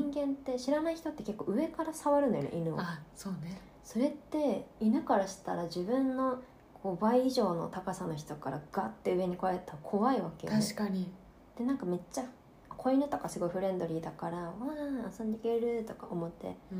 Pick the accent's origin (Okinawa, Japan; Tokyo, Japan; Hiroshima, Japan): Tokyo, Japan; 東京私は生まれ育ってるけど